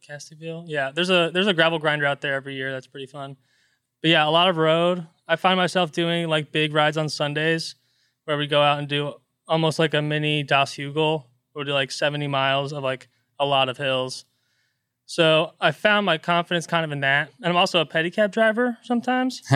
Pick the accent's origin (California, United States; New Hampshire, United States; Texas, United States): Texas, United States; Pflugerville; now in Austin, United States; I grew up in Pflugerville, technically, which is just north of Austin